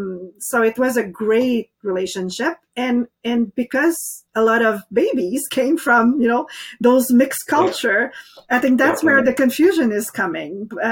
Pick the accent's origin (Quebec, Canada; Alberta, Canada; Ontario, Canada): Quebec, Canada; the impact of people like me coming from Quebec, because I'm Acadian, but I wasn't born and raised in Nova Scotia.